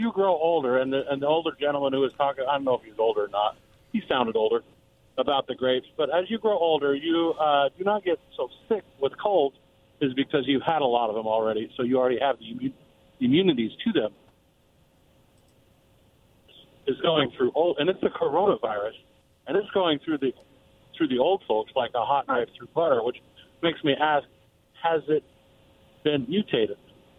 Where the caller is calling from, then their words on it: West Richland, Washington, United States; I'm outside of West Richland.